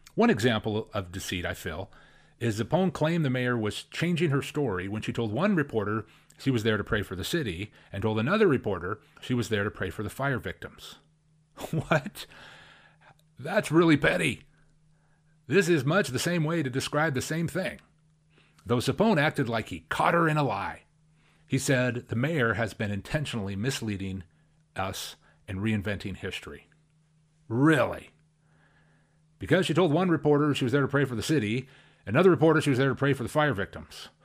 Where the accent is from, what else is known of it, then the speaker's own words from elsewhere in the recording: Spokane, Washington, United States; here in my hometown, where I was born and raised